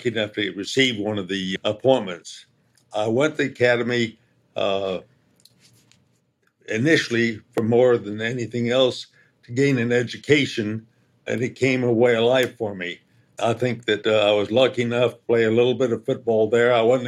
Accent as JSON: {"language": "English", "town": "San Francisco", "region": "California", "country": "United States", "tie": "born or raised there", "said": "And I grew up in the San Francisco area"}